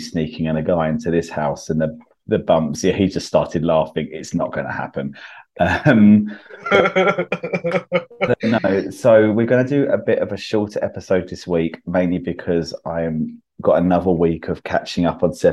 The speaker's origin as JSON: {"language": "English", "town": "Croydon", "region": "London", "country": "United Kingdom", "tie": "born or raised there", "moved": "yes", "said": "Croydon, which is my hometown"}